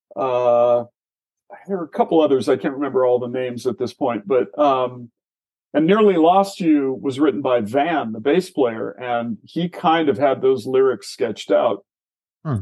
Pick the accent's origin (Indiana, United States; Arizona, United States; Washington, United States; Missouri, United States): Washington, United States; Tumwater; also born or lived in Seattle; I grew up just south of uh, Olympia um, in a town called Tumwater